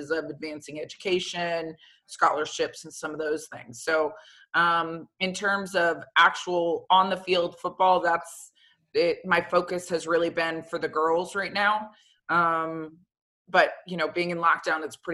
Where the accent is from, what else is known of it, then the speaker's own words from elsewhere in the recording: Florida, United States; moved away as an adult; growing up in Florida, for me, it was high school, then straight to the pros